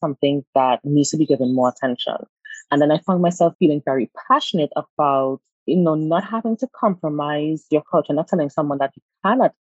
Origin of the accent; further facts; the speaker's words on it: Trinidad & Tobago; also born or lived in United States; I'm from Trinidad and Tobago